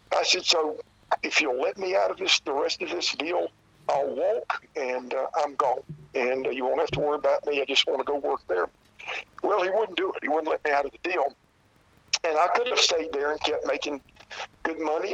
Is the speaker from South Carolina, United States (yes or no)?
yes; South Carolina, United States; I was born and raised here in South Carolina